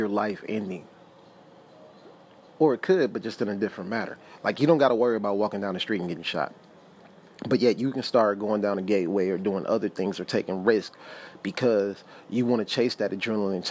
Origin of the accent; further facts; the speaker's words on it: Milwaukee, Wisconsin, United States; moved away as an adult; now in Fennimore, United States; we have lived in Wisconsin all our life. We moved from Milwaukee to a small town in Fenimore, which is only like 2,500 people